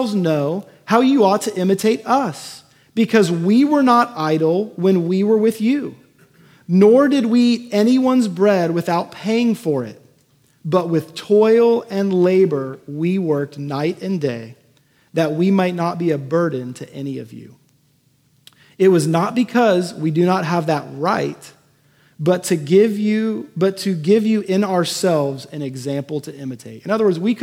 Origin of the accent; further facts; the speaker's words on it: Houston, Texas, United States; moved away; the house I grew up in Houston